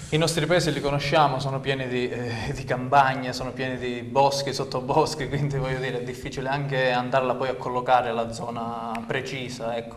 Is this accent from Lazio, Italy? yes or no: no; Santa Sofia d'Epiro, Calabria, Italy; un paese come Santa Sofia dove io comunque ci abito da, da parecchi anni oramai, voglio dire, ci sono nato, ci sono cresciuto